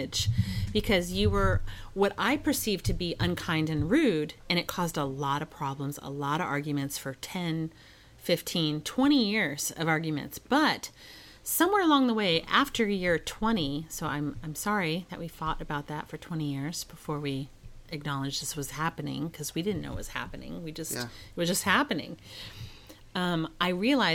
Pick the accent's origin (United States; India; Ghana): United States; Dallas, Texas; I grew up in Texas, which is like in the South